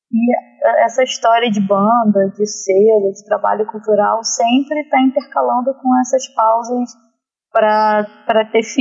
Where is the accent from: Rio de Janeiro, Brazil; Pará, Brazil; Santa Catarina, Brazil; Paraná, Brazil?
Rio de Janeiro, Brazil; Nilópolis; a gente é de Milópolis, né?